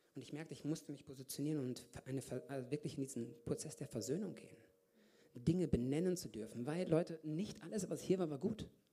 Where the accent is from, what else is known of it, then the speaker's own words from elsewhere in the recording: Lichtenau, North Rhine-Westphalia, Germany; moved away as an adult; also born or lived in Kazakhstan / Hamm / Brazil; now in Augsburg, Germany; Bin in Kasachstan geboren. Mit vier Jahren sind wir nach Deutschland gezogen, nach Hamm. Von Hamm nach drei Jahren nach Paderborn, Lichtenau, das, wer das weiß, Ostwestfalen.